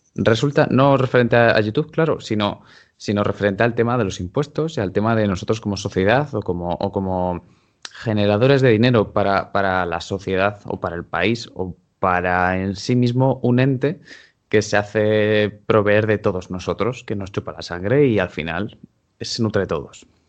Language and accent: Spanish; Castile and León, Spain; now in Madrid, Spain; yo mismamente estoy censado en mi pueblo, que está en Ávila, y estoy aquí en Madrid.